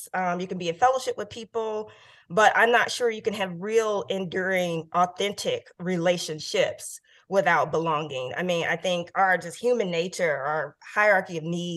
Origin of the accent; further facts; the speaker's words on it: Oakland, California, United States; also born or lived in New Haven, Connecticut; my friends that I grew up with in Oakland